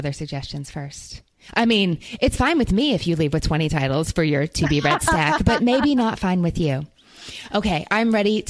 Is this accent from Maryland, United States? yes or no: no; New York, United States; But as a New Yorker, that's your bonus pick.